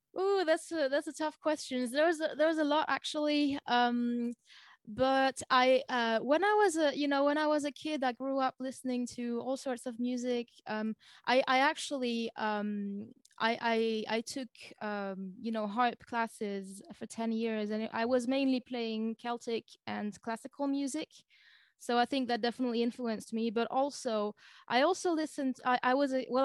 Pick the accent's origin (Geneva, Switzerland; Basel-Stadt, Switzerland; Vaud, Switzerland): Vaud, Switzerland; close to Lausanne; first language French; English is a second language; also born or lived in Germany; I'm from Switzerland.